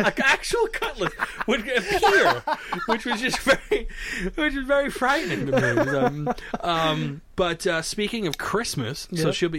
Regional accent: United States; an American like me, okay, who's born and raised in America.

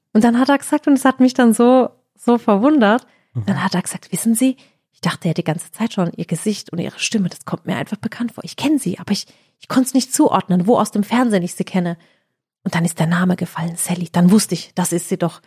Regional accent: Heidelberg, Baden-Württemberg, Germany; bei uns in Heidelberg

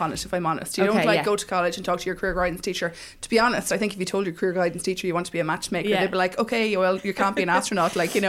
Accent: Mullingar, Leinster, Ireland; moved away as an adult; I'm originally from Mullingar.

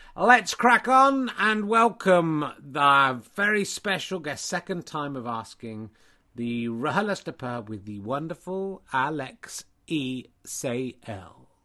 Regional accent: England, United Kingdom; being from the UK and being English in particular

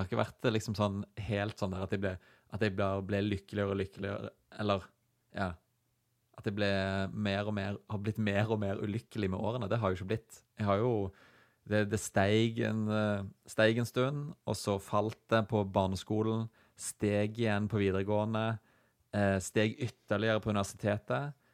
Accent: Stavanger, Rogaland, Norway; nabolaget vårt eh, hjemme på Hinna utenfor Stavanger

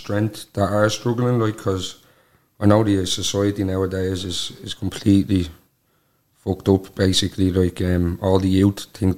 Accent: County Donegal, Ireland; I'm 28 and I'm from Donegal.

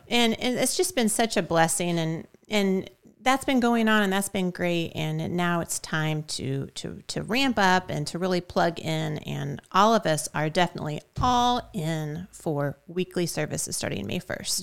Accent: Shelbyville, United States; also born or lived in Switzerland / Italy; was born and raised in Shelbyville

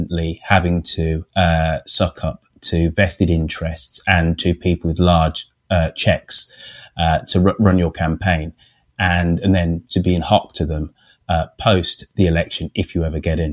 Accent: United Kingdom; being British

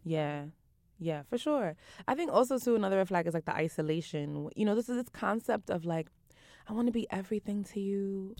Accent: New York City, New York, United States; I'm from Brooklyn, from Eastern New

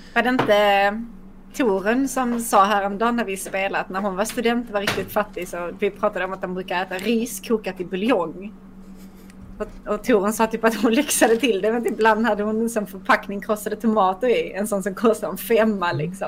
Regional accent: Skåne, Sweden; jag är ändå resident skåning.

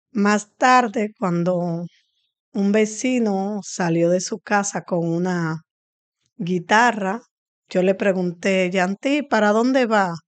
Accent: Santo Domingo Oeste, Distrito Nacional, Dominican Republic; Nací aquí en el Batey Palabé y he crecido aquí, me desarrollé aquí

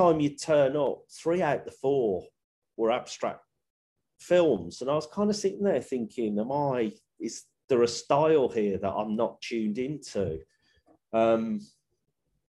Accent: Birmingham, West Midlands, United Kingdom; accent: Brummie

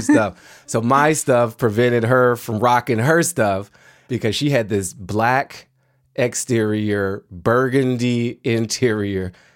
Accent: Washington, District of Columbia, United States; I grew up in Washington, D C in the nineteen eighties.

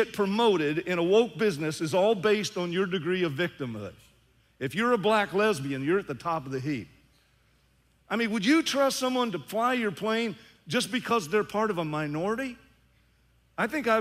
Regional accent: the South, United States; now in St. Louis, United States; I grew up in the South during segregation

